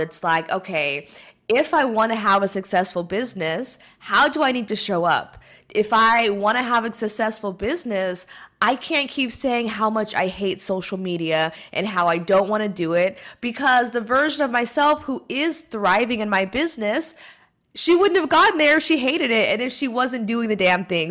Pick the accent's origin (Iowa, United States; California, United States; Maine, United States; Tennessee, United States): California, United States; moved away as an adult; here in California where I'm from